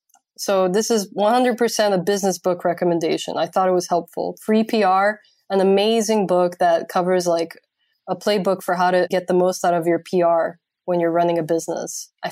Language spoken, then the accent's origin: English; Transylvania, Romania; English is a second language; I do not bite, even though I am from Transylvania.